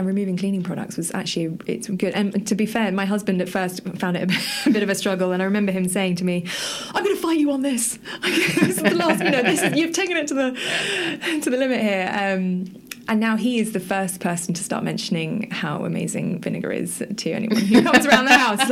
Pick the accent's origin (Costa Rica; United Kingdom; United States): United Kingdom; as a Brit